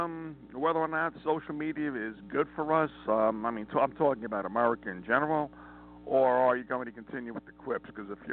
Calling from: Montana, United States

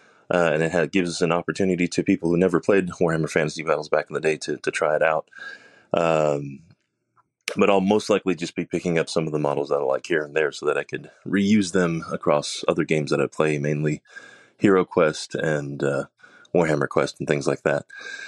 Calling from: Austin, Texas, United States; I'm calling from Austin, Texas.

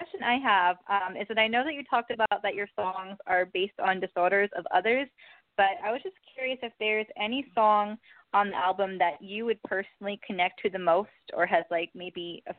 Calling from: Long Island, New York, United States; I'm calling from Long Island.

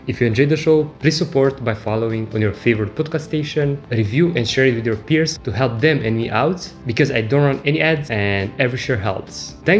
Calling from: Bali, Indonesia; I'm calling from Bali and we're literally on the other side of the world.

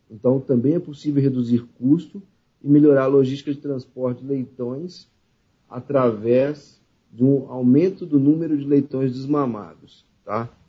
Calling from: Belo Horizonte, Minas Gerais, Brazil; Estou falando hoje de Belo Horizonte, Minas Gerais.

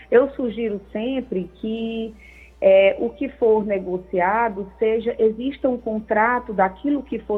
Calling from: Maracanaú, Ceará, Brazil; sou aqui do Maracanaú.

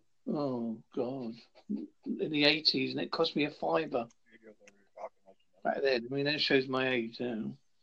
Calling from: Devon, South West England, United Kingdom; also born or lived in Southend-on-Sea, Essex; I am calling from Holsbury, Devon, United Kingdom.

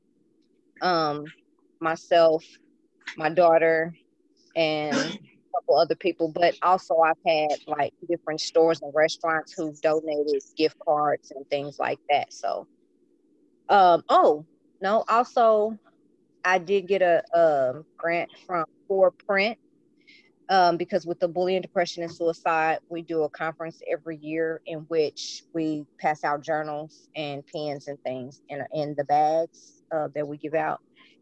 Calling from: Kansas City, Missouri, United States; I'm in Kansas City, Missouri.

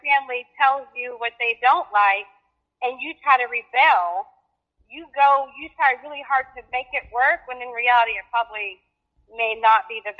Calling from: Fort Worth, Texas, United States; I'm from Fort Worth, Texas.

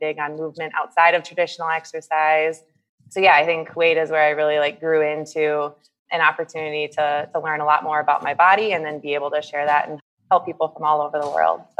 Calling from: United States; also born or lived in Kuwait; yeah, I'm joining from the States. I um, spent the last five years of my life living in Kuwait as part of the team that helped set up Circuit Plus, uh, and all those facilities over there.

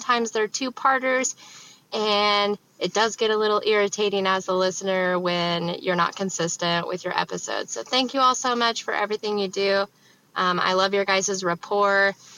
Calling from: Kansas, United States; I'm from Kansas.

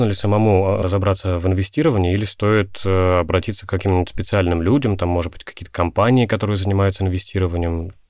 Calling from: Moscow, Russia; я из Москвы.

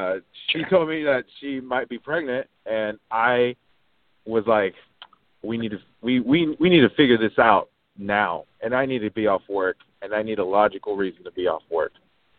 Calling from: Oregon, United States; From Oregon, man.

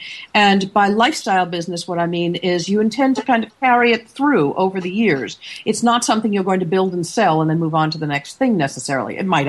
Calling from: Seattle, Washington, United States; And this Monday morning, I'm coming in from Seattle, Washington.

